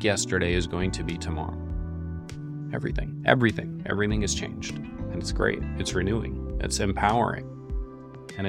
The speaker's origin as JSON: {"language": "English", "region": "Northeast", "country": "United States", "tie": "born or raised there", "also_born_or_lived": "New York City", "said": "I grew up in the Northeast"}